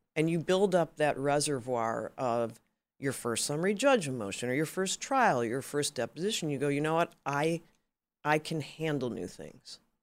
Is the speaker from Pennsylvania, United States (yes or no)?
no; Chicago, Illinois, United States; moved away as an adult; also born or lived in Massachusetts; now in California, United States; I grew up in Chicago